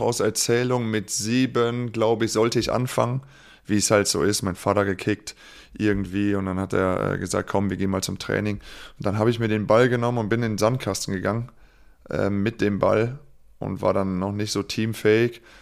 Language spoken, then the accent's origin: German; Nümbrecht, North Rhine-Westphalia, Germany; also born or lived in Engelskirchen; in Niederbreidenbach bei Nümbrecht